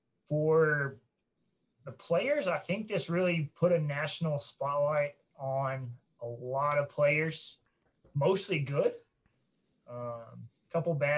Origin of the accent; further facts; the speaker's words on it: north of Dallas-Fort Worth area, Texas, United States; grew up north of Dallas-Fort Worth area